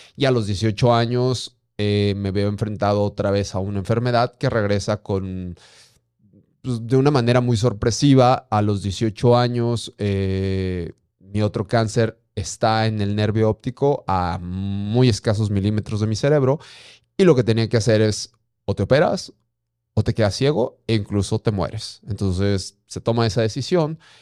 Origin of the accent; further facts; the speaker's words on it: Durango, Mexico; also born or lived in Guanajuato; yo soy nacido en Guanajuato, sin embargo, tengo 35 años desde muy pequeño a meses. Eh, radicado en Durango. Me encanta ser norteño